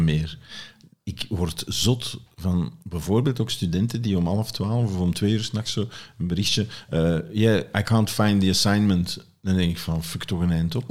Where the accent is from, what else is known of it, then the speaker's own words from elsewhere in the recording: Flanders, Belgium; bij ons in Vlaanderen